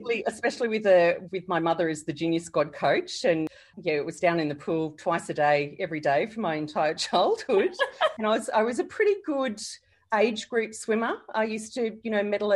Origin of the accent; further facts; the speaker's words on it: Gold Coast, Queensland, Australia; also born or lived in Sydney; when I was about 5, we moved to the Gold Coast to run the Palm Beach Olympic pool. And that was my home for my childhood.